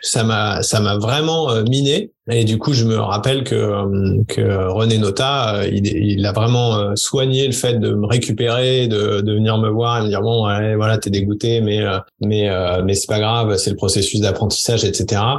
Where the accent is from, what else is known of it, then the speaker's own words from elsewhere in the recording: France; chez nous en France